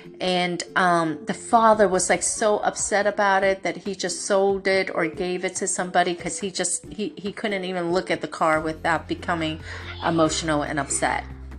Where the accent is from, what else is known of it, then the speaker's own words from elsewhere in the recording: New York, United States; I mean, I know all of this because I'm a New Yorker